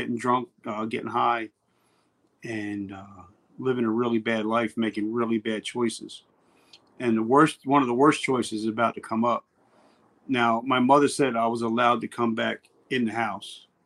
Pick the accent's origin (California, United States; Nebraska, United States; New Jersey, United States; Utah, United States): New Jersey, United States; where I grew up in Jersey. I'm in Jersey right now. Actually, I'm about 3 miles from the house that I was born